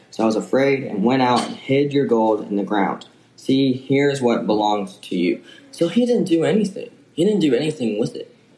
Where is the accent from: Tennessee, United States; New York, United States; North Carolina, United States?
Tennessee, United States; Jackson; now in Henderson, United States; I'm from Jackson, Tennessee.